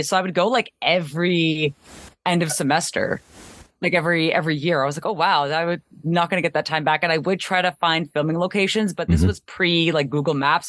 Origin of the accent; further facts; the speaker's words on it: Canada; growing up in Canada